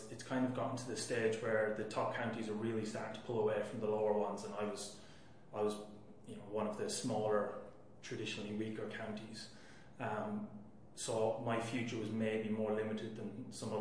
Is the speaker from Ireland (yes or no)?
yes; Laois, Ireland; moved away as an adult; now in Australia; I played halfback with Leash, my home county